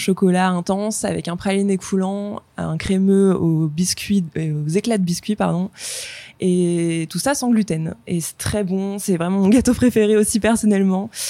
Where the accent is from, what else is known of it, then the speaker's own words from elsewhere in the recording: Le Mans, Pays de la Loire, France; also born or lived in London; now in Nantes, France; on est du Mans à la base